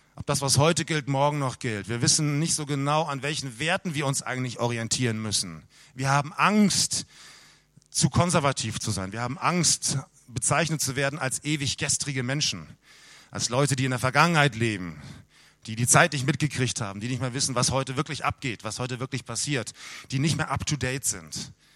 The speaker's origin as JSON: {"language": "German", "country": "Germany", "said": "bei uns in Deutschland"}